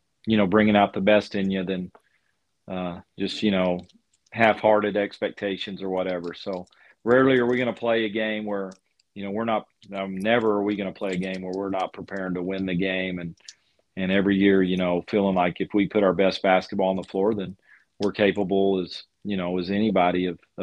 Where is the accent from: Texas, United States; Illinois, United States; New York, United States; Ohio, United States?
Texas, United States; Lubbock; growing up in Lubbock and following Lubbock Christian University